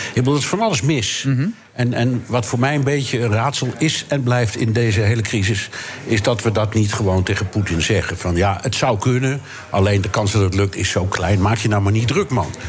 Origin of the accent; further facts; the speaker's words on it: Amsterdam, North Holland, Netherlands; also born or lived in New York; En ik ben een ras-echte Amsterdammer. Ik ben hier geboren en getogen.